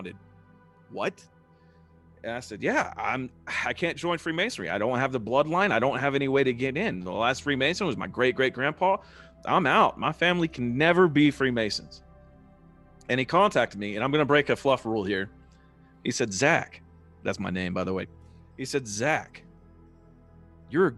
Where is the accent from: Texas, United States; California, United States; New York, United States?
Texas, United States; Lubbock; I was raised as a Southern Baptist because that's what you do in Texas. And, you know, I grew up in the Southern Baptist Church